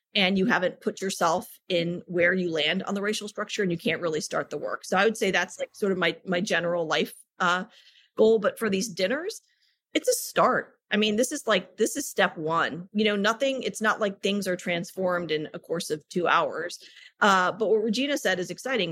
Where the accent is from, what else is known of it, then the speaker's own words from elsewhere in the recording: United States; a South Asian woman born and raised in the United States of America